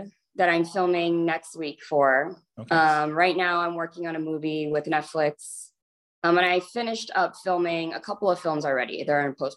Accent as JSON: {"language": "English", "town": "Chicago", "region": "Illinois", "country": "United States", "tie": "born or raised there", "said": "So I was born and raised in Chicago."}